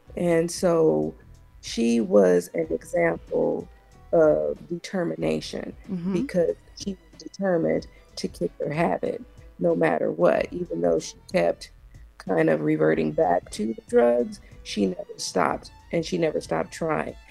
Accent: Compton, California, United States; growing up in Compton was definitely challenging and difficult.

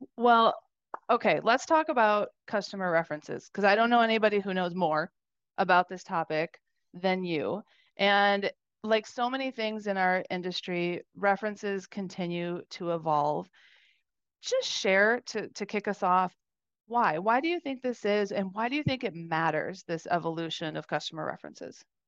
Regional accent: Wisconsin, United States; I grew up in Wisconsin

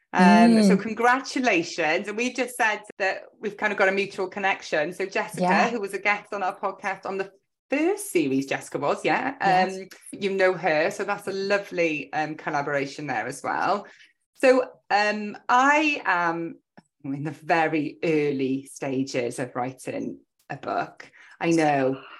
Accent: Welsh, Wales, United Kingdom; also born or lived in Cardiff; we are both Welsh

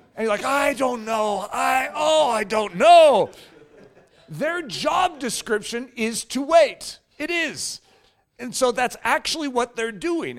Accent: United States; We as, especially North American Christians

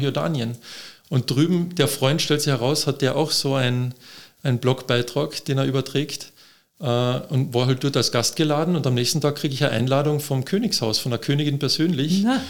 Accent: Austria; als Österreicher

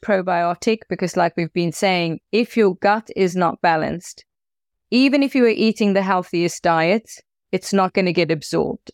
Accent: South Africa; as a South African

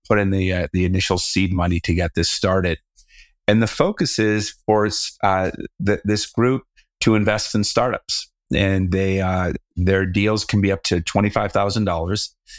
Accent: Southern California, United States; now in Colorado, United States; I'm from Southern California, so I was used to the water

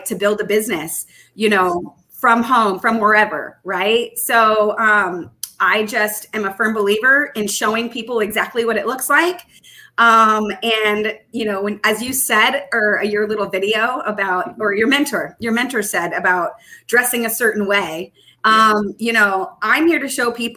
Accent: Texas, United States; moved away; also born or lived in Southern California; I am a native Texan

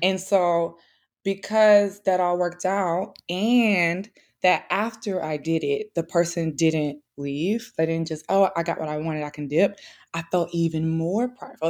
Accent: St. Louis, Missouri, United States; I'm not from New York, so I'm from Saint Louis, Midwest girly

